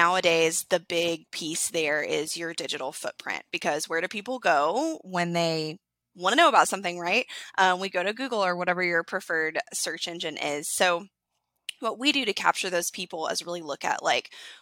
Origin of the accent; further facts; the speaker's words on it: Chattanooga, Tennessee, United States; I'm from Chattanooga